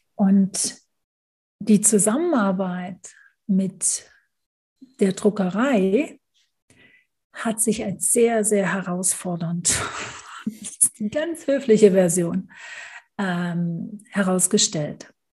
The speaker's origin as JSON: {"language": "German", "country": "Germany", "also_born_or_lived": "United Kingdom", "moved": "as an adult", "lives_now": "Switzerland", "said": "jetzt wohne ich als Deutsche in der Schweiz"}